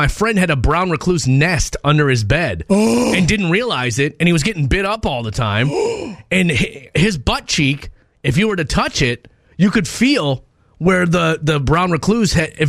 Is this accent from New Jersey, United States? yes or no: no; Minnesota, United States; moved away; I was from Minnesota. I never saw a praying mantis in my life.